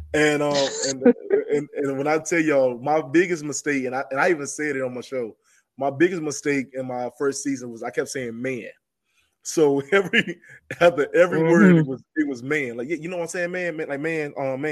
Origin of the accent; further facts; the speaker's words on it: North Carolina, United States; I didn't know I had an accent. I didn't know that. I know I'm from North Carolina, but I didn't know I sound like this right here when I first started. So it really was thick